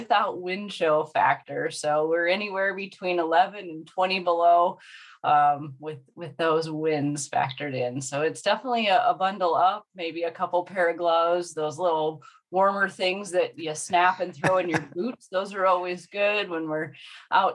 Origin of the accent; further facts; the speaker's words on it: South Dakota, United States; moved away as an adult; now in Iowa, United States; I'm originally from South Dakota, so I say I moved south to Iowa for the summer, and it is. Winters here are a lot warmer than where I grew up